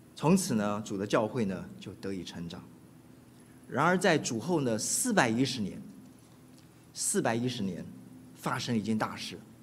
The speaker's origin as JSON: {"language": "Chinese", "town": "Keelung", "country": "Taiwan", "tie": "born or raised there", "moved": "yes", "lives_now": "United States", "said": "我是出生在， 呃， 台湾的北部的一个渔港，叫基隆， 我也成长在那里"}